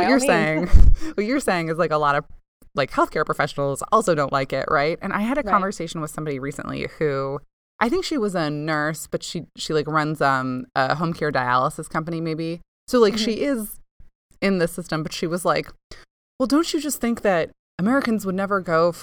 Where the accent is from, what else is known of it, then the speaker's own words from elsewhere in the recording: Canada; now in United States; I grew up in Canada where there is, right, like socialized medicine, public health care